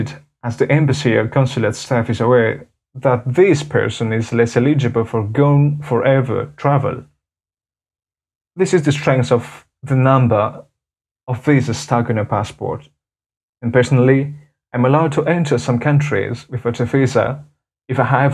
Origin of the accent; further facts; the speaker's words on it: Madagascar; from Madagascar